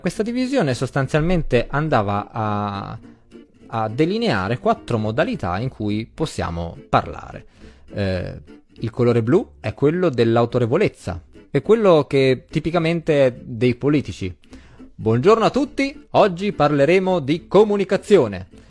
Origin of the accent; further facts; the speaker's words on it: Emilia-Romagna, Italy; accent: Emilian; also born or lived in Abruzzo; sono nato in Abruzzo, ma, eh, ho sempre vissuto in Emilia, quindi in realtà sì, ho l'accento emiliano